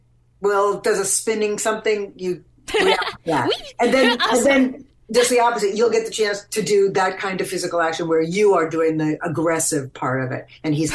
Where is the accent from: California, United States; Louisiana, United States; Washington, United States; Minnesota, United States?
Louisiana, United States